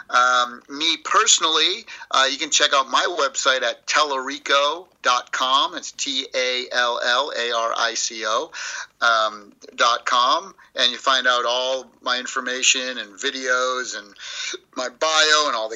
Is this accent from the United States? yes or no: yes; East Coast, United States; I'm like I said, I'm from the East Coast, New York